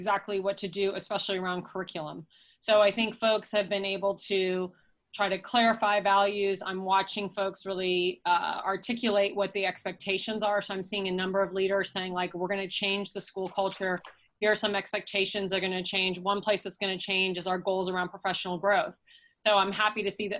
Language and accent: English; Northern California, United States; now in Portland, United States; I'm from the West Coast originally, grew up in Northern California.